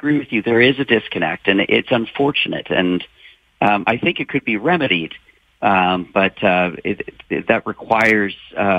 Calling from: Ontario, Canada; I'm calling you from Ontario.

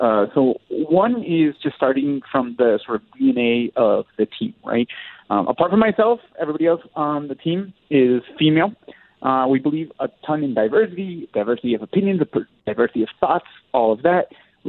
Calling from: Medellin, Antioquia, Colombia; I'm calling from Medellin, Colombia, where it is basically paradise the entire year.

